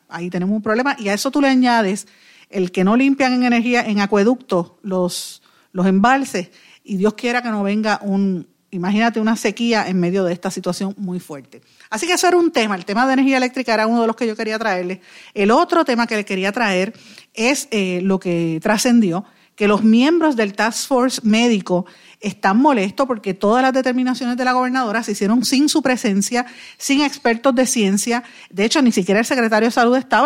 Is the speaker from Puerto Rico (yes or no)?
yes; Guaynabo, Puerto Rico; yo soy de Guainabo, vivo en Guainabo, es mi pueblo toda la vida y mi familia es de Guainabo